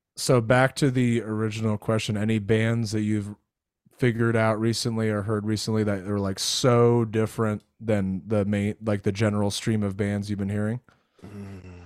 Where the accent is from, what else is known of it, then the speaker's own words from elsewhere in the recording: Florida, United States; moved away; I grew up in Florida